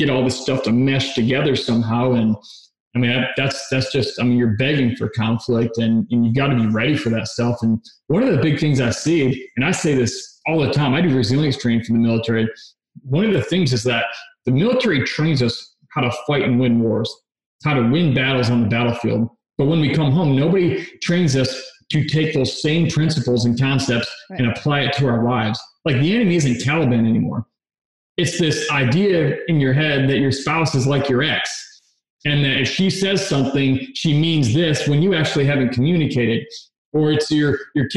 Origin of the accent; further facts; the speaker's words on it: Michigan, United States; now in Texas, United States; I'm from Michigan originally